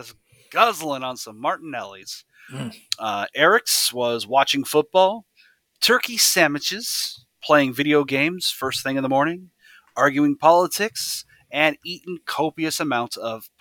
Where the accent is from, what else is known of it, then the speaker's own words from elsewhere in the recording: United States; I'm an American